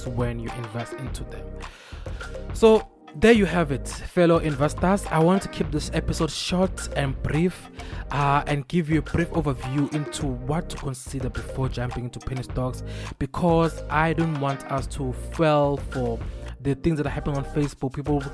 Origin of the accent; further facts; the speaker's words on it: Mpumalanga, South Africa; first language Swati; English is a second language; I'm Swati by nature. I am Swati by birth. Ngikhuliswe eMpumalanga